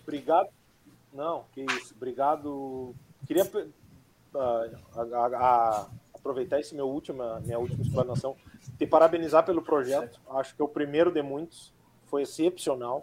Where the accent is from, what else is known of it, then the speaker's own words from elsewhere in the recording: Dom Pedrito, Rio Grande do Sul, Brazil; sou natural de Dom Pedrito e que fui criado em Dom Pedrito